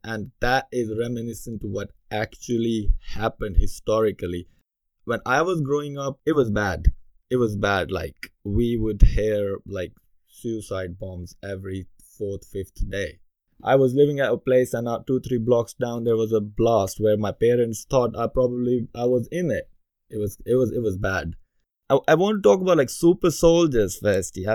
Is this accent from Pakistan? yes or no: yes; Pakistan; moved away as an adult; now in United Kingdom; as a kid growing up in Pakistan